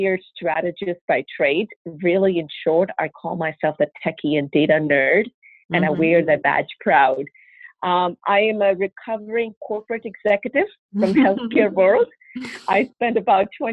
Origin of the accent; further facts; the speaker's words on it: India; moved away as an adult; also born or lived in Russia; now in United States; I was born in India, and I grew up mostly in India my early years. My dad was in Navy, so we traveled quite a bit through the country growing up.